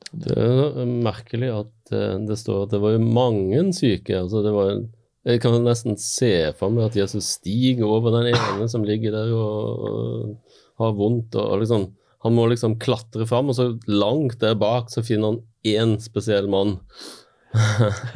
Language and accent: Norwegian; Western Norway, Norway; jeg har vokst opp på Vestlandet